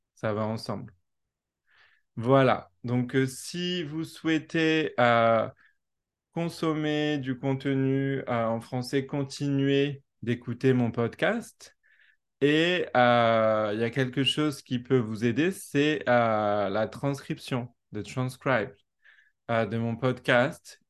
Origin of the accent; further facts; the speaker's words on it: France; accent: French; first language French; moved away as an adult; also born or lived in New Zealand; quand je parle anglais, j'ai gardé mon accent français